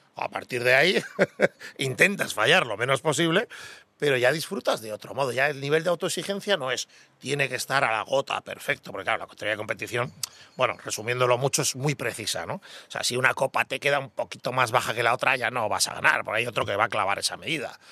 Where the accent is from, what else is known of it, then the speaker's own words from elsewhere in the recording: Basque Country, Spain; me considero muy vasco